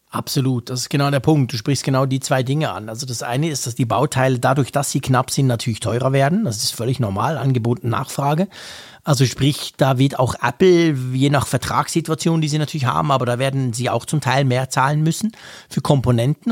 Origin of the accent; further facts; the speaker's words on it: Switzerland; bei uns in der Schweiz